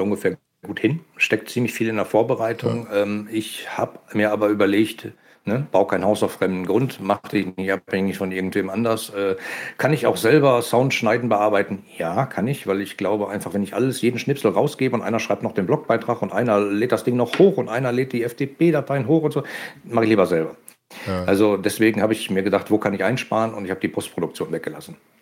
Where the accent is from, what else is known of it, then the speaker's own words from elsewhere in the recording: Ruhr area, North Rhine-Westphalia, Germany; man hört, dass ich aus dem Ruhrgebiet komme